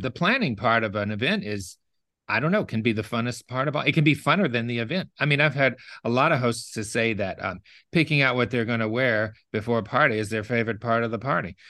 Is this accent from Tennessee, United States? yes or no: yes; Memphis, Tennessee, United States; also born or lived in Osceola, Arkansas; now in New Orleans, United States; I grew up in, um, Memphis, Tennessee